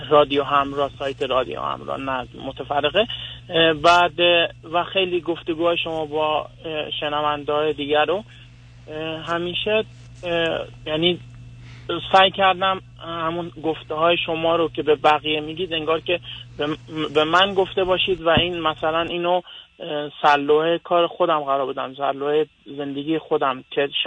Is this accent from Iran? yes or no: no; Afghanistan; moved away; بله ما من افغانستانی هستم و همسرم افغانستانی